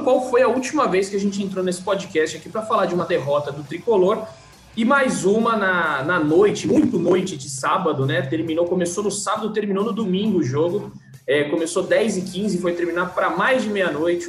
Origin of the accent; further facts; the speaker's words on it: Cotia, São Paulo, Brazil; eu como cidadão cotiano, eu sempre defendo a cidade de Cotia